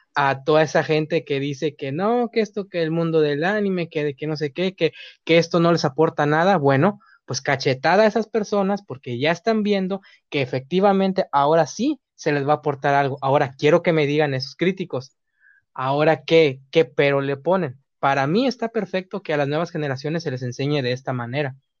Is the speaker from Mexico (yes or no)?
yes; Mexico; uno como mexicanos